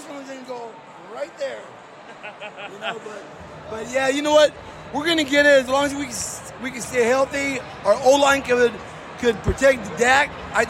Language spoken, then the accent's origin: English; Southern California, United States; now in Frisco, United States; I'm originally from Southern California. I moved, and I'm here in Texas to stay, baby.